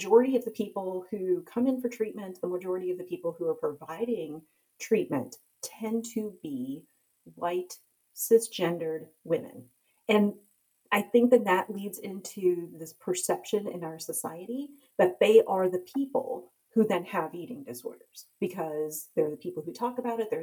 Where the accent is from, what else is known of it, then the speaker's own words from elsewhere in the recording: United States; born and raised in America, though, but my parents immigrated from India